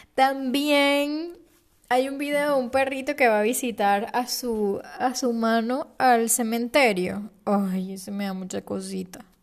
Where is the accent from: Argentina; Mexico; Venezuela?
Venezuela; moved away as an adult; also born or lived in Panama City, Panama; Yo nací en Venezuela, y a los 24 años me mudé a la ciudad de Panamá.